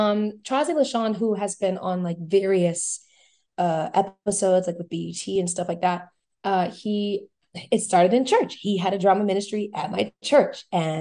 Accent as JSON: {"language": "English", "town": "New Orleans", "region": "Louisiana", "country": "United States", "tie": "born or raised there", "said": "I grew up like not only as a church kid, but very involved in school, like being a cheerleader"}